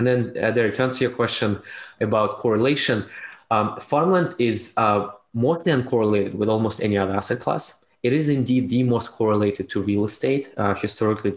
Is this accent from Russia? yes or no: yes; Russia; moved away as an adult; also born or lived in Canada; now in United States; I was born in Soviet Union, raised in Russia, and moved to Canada in 2007 before moving to United States in 2016